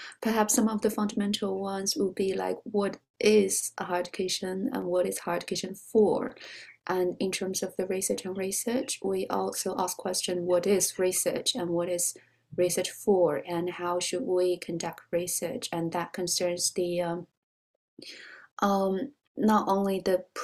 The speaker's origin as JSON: {"language": "English", "country": "China", "tie": "born or raised there", "also_born_or_lived": "Beijing, China", "moved": "as an adult", "lives_now": "Oxford, United Kingdom", "said": "I was born in China and was educated there"}